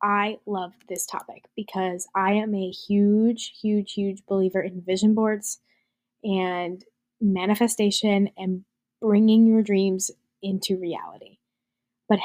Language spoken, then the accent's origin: English; New Jersey, United States; I'm from New Jersey